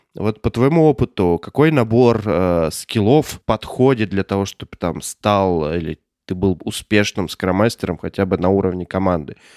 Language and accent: Russian; Omsk, Omsk Oblast, Russia; Я из Омска